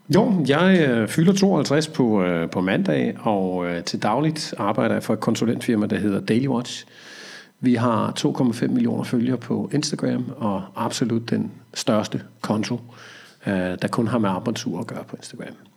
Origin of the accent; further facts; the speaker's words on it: Næstved, Zealand, Denmark; jeg er fra Næstød